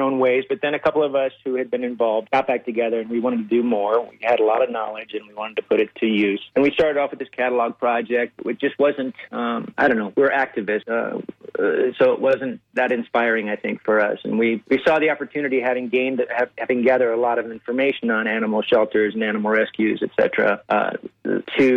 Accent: Iowa, United States; moved away as an adult; now in Colorado, United States; I grew up in Iowa.

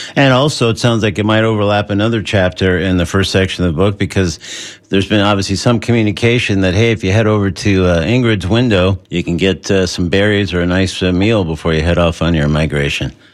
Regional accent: Southern California, United States; moved away; I grew up in Southern California, sort of between uh, L.A. and San Diego

